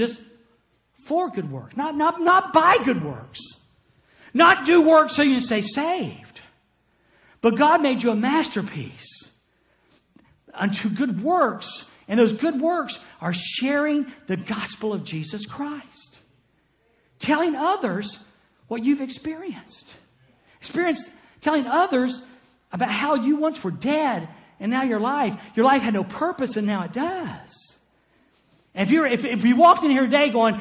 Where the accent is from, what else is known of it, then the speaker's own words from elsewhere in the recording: Jacksonville, Florida, United States; moved away as an adult; I was born in Jacksonville, Florida